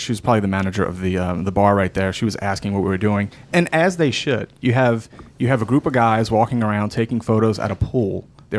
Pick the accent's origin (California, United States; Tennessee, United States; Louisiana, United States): Louisiana, United States; New Orleans; I'm from New Orleans, right?